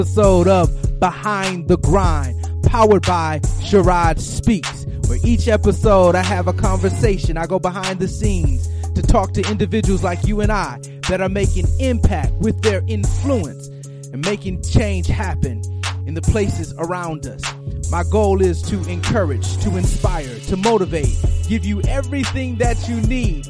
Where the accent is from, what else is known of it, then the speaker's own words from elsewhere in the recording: Flint, Michigan, United States; my hometown of Flint